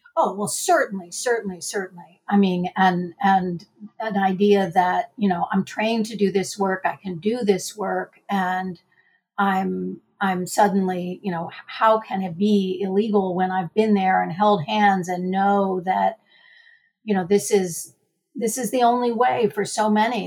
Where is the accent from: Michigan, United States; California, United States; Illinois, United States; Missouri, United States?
Missouri, United States; Missouri state lines, which is my home state